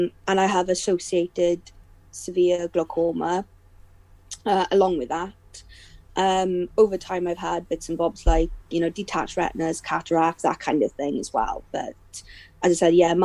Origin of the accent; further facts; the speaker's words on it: South Wales valleys, United Kingdom; I'm from the kind of valley, so I'm in the same valley, but I've kind of recently moved kind of 15 minutes down the road from where I used to live with my parents